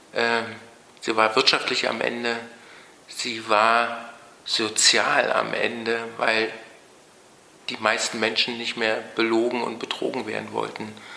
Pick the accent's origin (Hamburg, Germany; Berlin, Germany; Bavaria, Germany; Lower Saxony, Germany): Berlin, Germany; moved away as an adult; also born or lived in United Kingdom; ich bin 1956 geboren ähm, in Ostberlin, groß geworden